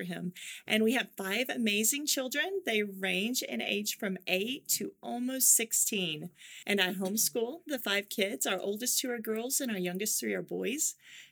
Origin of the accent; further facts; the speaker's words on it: Oklahoma, United States; accent: Oklahoma; moved away as an adult; now in Asia; I grew up in Oklahoma. Mm-hmm. And so I come back and I know how to fit into the right. culture and I can get my Oklahoma accent on when I need